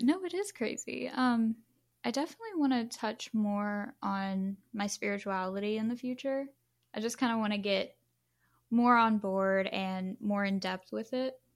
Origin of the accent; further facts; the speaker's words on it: Louisiana, United States; I am actually from Louisiana as well